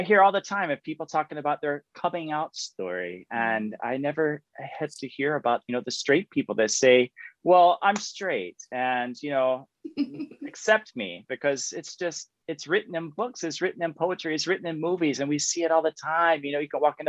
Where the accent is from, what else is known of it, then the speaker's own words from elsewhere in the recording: Florida, United States; accent: Southern; moved away as an adult; also born or lived in Nebraska / Colorado; now in Spain; I grew up in Florida. And so sometimes you may hear my real Southern roots come out.